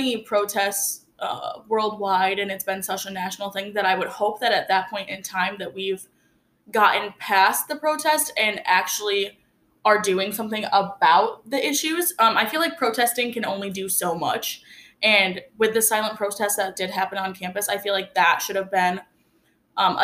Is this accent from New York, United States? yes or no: yes; Wolcott, New York, United States; now in Oswego, United States; I went to school in a small town called North Rose Wolcott, and I graduated with about 80 kids. So I didn't really grow up in a diverse area